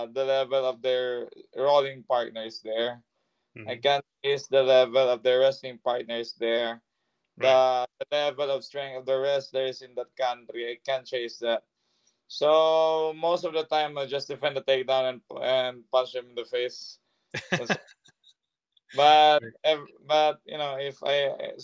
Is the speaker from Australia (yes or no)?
no; Philippines; I'm a Filipino striker